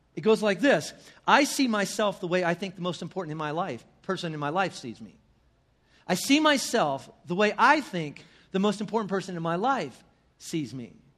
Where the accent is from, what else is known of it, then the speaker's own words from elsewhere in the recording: northern Indiana, United States; in my hometown in northern Indiana